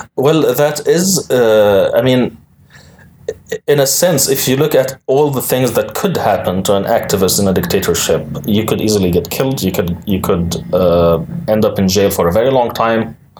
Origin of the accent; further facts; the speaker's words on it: United Arab Emirates; moved away; I lived my entire life in the United Arab Emirates